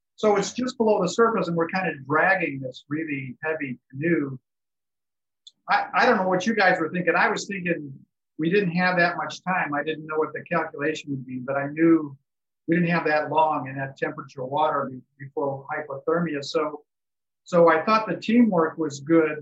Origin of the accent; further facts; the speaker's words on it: Chicago, Illinois, United States; now in San Diego, United States; I grew up in Chicago